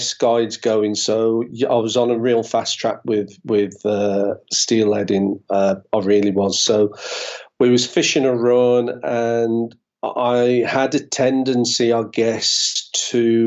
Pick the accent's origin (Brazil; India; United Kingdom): United Kingdom; being British